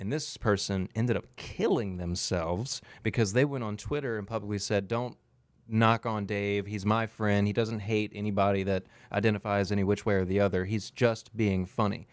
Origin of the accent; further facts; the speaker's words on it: South Louisiana, United States; accent: coon ass; I'm from South Louisiana. I talk like a coon ass